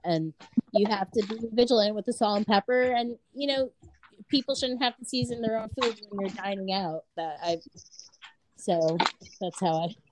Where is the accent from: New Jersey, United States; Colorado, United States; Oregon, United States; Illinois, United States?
New Jersey, United States; Newark; I'm from Newark